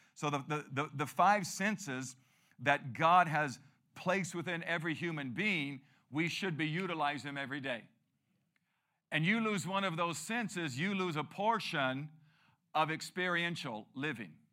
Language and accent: English; Peoria, Arizona, United States; I grew up here